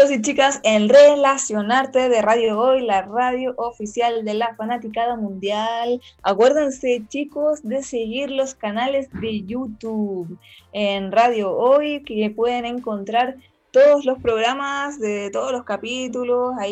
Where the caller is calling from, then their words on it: Paraguay; Te saluda … desde Paraguay.